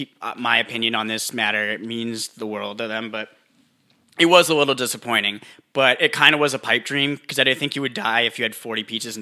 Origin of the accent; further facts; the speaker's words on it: Canada; British Columbia, isn't it? I'm from Canada.